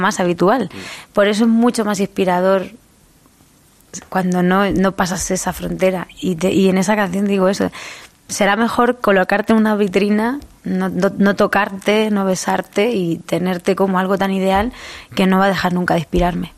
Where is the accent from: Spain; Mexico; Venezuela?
Spain; Albacete, Castilla-La Mancha; accent: manchego and Murcian; also born or lived in Murcia; now in Madrid, Spain